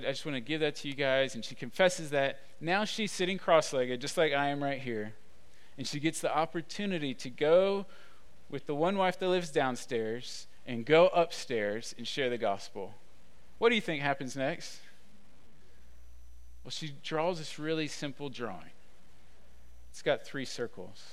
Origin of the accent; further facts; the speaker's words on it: Atlanta, Georgia, United States; now in Austin, United States; I'm from Atlanta